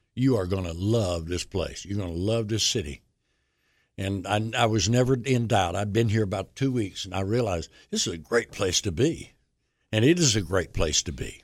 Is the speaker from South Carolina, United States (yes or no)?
yes; Union, South Carolina, United States; moved away; my hometown station, W B C U and Union